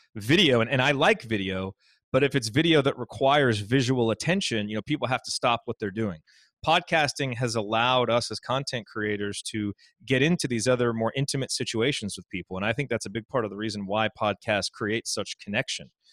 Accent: Indiana, United States; I grew up in Indiana

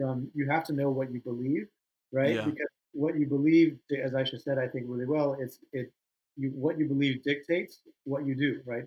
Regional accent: United States; I was born in the States, but my parents had recently immigrated

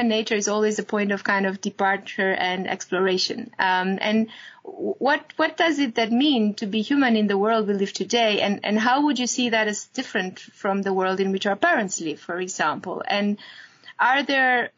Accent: Romania; moved away; In my home country, which is Romania

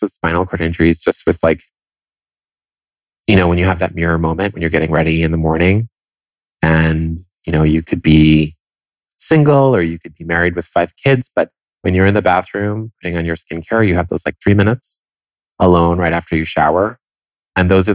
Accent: Italy; first language Italian; English is a second language; moved away; I grew up in Italy. And so Italian was my first language

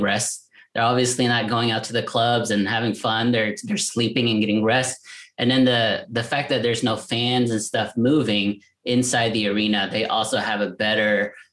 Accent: Dallas, Texas, United States; I'm from Dallas

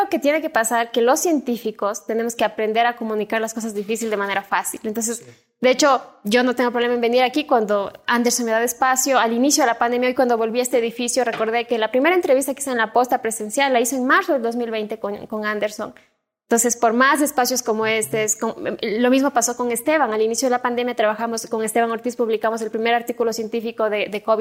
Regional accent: Cuenca, Azuay, Ecuador; Soy cuencana.

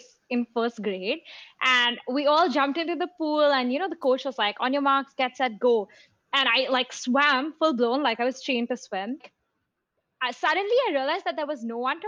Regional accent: India; moved away as an adult; also born or lived in London; growing up in India. And I think in India, you sometimes, you know, you at least in Mumbai, like you pass by slums every day

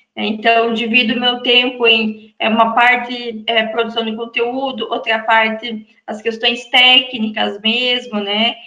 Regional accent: Santa Catarina, Brazil; moved away as an adult; Eu sou de Santa Catarina

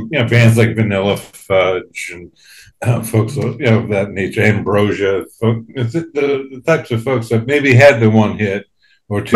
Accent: West Coast, United States; moved away as an adult; I'm originally from the West Coast

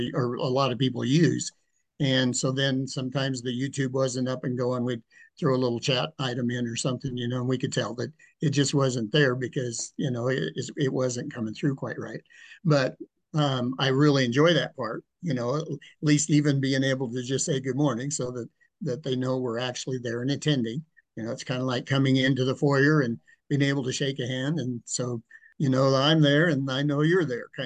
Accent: Cheyenne, Wyoming, United States; also born or lived in Nebraska / Wellington, Colorado; I grew up here in Cheyenne, Wyoming. Was born in Nebraska.

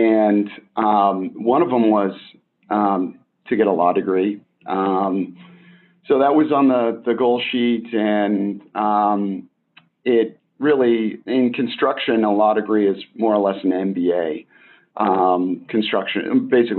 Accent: Boston, Massachusetts, United States; moved away; also born or lived in Maine / New York; I grew up in Boston

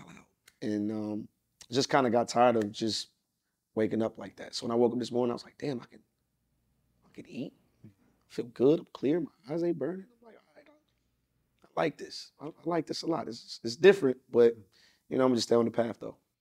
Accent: Atlanta, Georgia, United States; also born or lived in Los Angeles; growing up in Atlanta

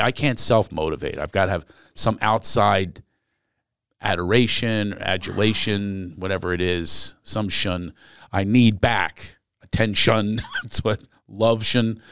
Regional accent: Philadelphia, Pennsylvania, United States; born or raised there

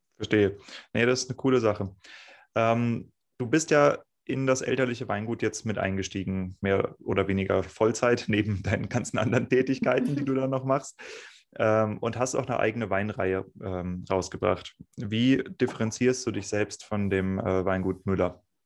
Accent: Northern Germany, Germany; moved away; also born or lived in Rheingau; ich bin Norddeutscher

